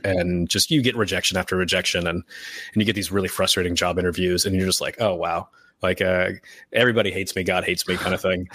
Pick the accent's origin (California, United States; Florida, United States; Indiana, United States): Indiana, United States; moved away as an adult; also born or lived in Georgia / Scotland; I grew up in Indiana and then, uh, moved around a lot for school.